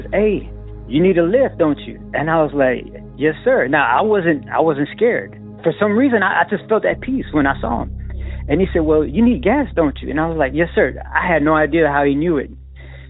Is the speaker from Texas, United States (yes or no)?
yes; Lockhart, Texas, United States; my hometown, which is Lockhart, Texas